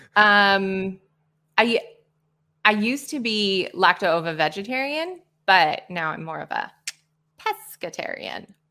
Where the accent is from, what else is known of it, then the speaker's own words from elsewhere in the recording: Nebraska, United States; accent: American; moved away as an adult; now in Spain; I'm originally from Nebraska in the U S A. and I now call Spain my home as well.